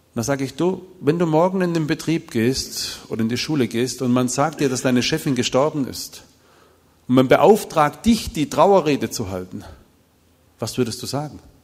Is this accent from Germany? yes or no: yes; Bopfingen, Baden-Württemberg, Germany; Ich komme aus Bobfinger